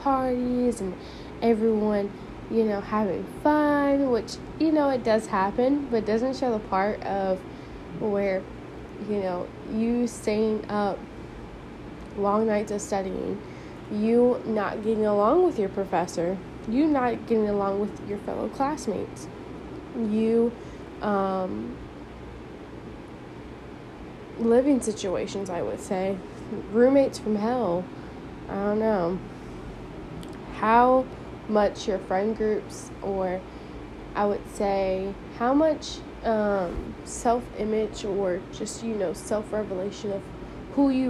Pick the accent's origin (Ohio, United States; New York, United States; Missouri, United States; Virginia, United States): Missouri, United States; St. Louis; my hometown is, St. Louis